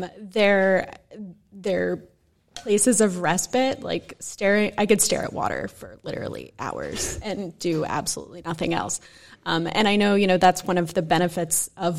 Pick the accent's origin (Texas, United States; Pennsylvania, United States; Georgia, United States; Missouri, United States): Texas, United States; Dallas; now in New York City, United States; I grew up in Dallas, Texas